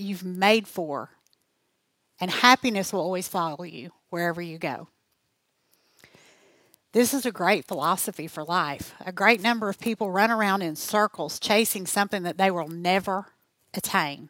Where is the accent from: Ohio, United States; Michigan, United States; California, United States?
Ohio, United States; Greenfield; …, who is actually from my hometown. That is what Greenfield, Ohio is famous for.